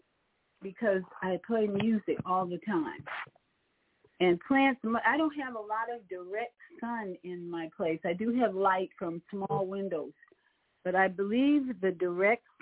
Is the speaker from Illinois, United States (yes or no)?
yes; Chicago, Illinois, United States; also born or lived in Orlando, Florida; now in Florida, United States; my hometown of Chicago